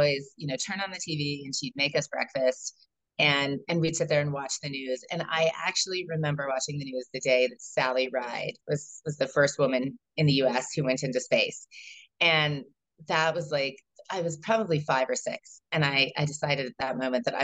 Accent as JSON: {"language": "English", "region": "Colorado", "country": "United States", "tie": "born or raised there", "lives_now": "Boulder, United States", "said": "I was born in Colorado. My family moved a lot. So when people ask, where are you from? That's a hard question to answer because I wasn't really any place more than, 3 or 4 years. We moved throughout Colorado."}